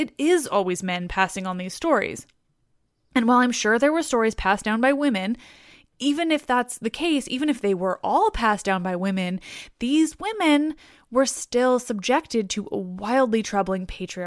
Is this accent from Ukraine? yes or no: no; Canada; I'm Canadian